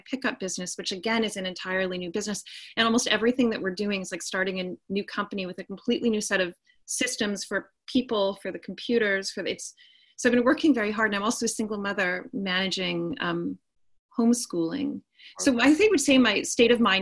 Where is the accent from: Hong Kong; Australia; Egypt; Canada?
Canada; Winnipeg, Manitoba; moved away as an adult; I come from Winnipeg, Manitoba, Canada